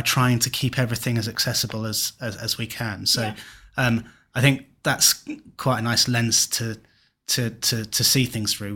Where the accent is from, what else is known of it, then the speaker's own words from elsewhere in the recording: Kent, South East England, United Kingdom; now in Cornwall, United Kingdom; I'm from Kent, moved to Cornwall